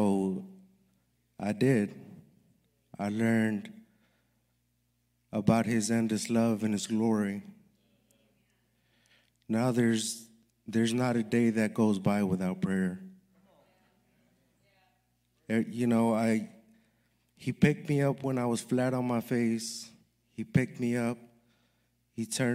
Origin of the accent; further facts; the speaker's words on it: Los Angeles, California, United States; I'm from Los Angeles, California. I was raised by my single mother